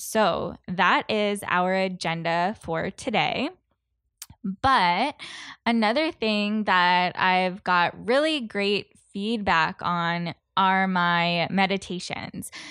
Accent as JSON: {"language": "English", "country": "Canada", "said": "being a Canadian"}